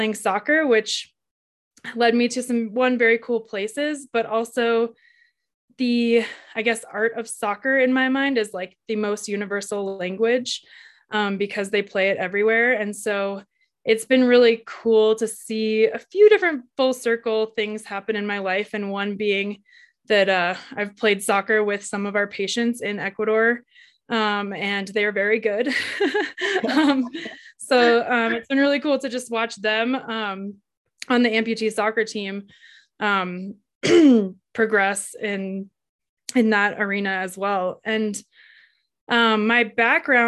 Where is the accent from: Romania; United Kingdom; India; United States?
United States; Colorado; I was born and raised in Colorado, and I live here now in a little ski town, Winter Park